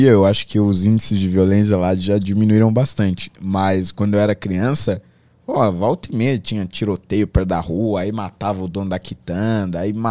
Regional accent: Carapicuíba, São Paulo, Brazil; eu nasci em São Paulo, mas fui criado lá

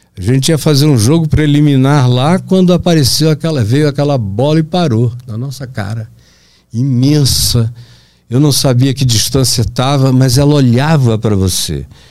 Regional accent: Pará, Brazil; moved away; also born or lived in Manaus, Amazonas; na minha terra, lá no Pará

